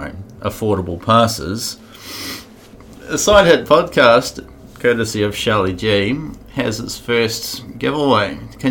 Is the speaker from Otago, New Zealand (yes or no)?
yes; Dunedin, Otago, New Zealand; now in Wanaka, New Zealand; dudes I grew up skating with in Dunedin